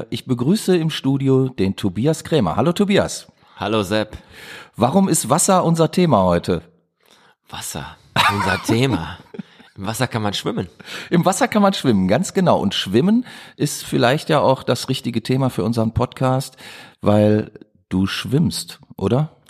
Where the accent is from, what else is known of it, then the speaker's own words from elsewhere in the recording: Düsseldorf, North Rhine-Westphalia, Germany; Ich komme aus Düsseldorf.